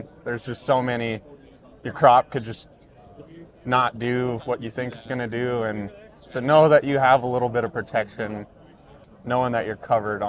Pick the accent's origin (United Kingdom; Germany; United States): United States; Moore, Montana; ended up in Moore in the 80s. So we've been there since the 80s. So I've born and raised in Moore.